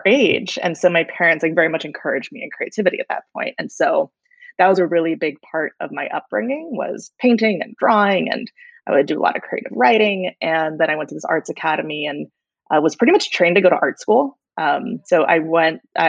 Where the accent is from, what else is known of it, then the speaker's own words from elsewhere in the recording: Austin, Texas, United States; moved away as an adult; also born or lived in Washington, D.C.; now in California, United States; I was born and raised there.